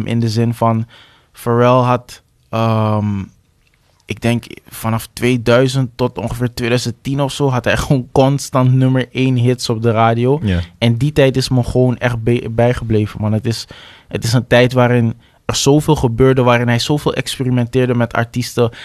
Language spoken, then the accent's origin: Dutch; Amsterdam, North Holland, Netherlands; waar ik vandaan kom, de Belmer